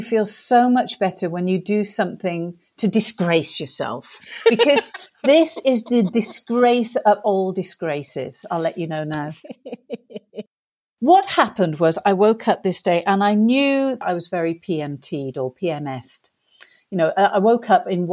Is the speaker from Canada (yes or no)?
no; England, United Kingdom; accent: English; my accent was English